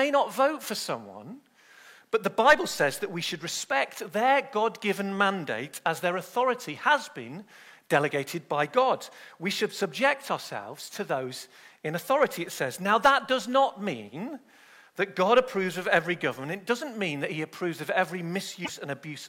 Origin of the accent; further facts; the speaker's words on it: Manchester, North West England, United Kingdom; I was born in Manchester in the UK